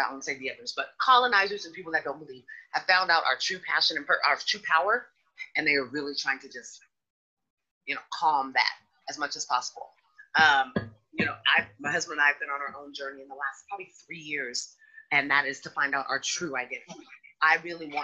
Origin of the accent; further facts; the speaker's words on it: Sacramento, California, United States; growing up in Sacramento, as I have, we've seen a huge change